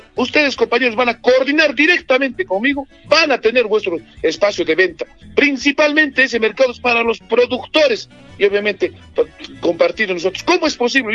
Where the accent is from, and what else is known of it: Anta, Cusco, Peru